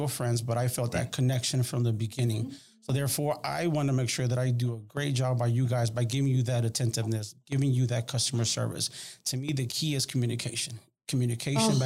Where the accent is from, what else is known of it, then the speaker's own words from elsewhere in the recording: Houston, Texas, United States; also born or lived in El Salvador; I am a product of two immigrant parents that came to Houston back in 1989. I grew up here in Houston, in Southwest Houston